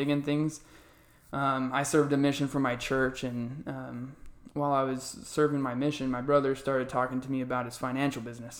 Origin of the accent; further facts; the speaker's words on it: Arizona, United States; So I was born and raised here in Arizona. I love it here.